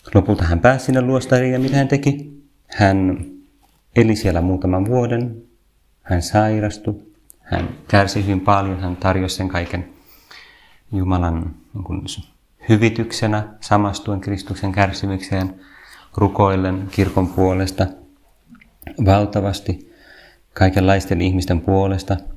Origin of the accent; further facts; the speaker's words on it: Vantaa, Uusimaa, Finland; Minä olen ylpeästi Vantaalta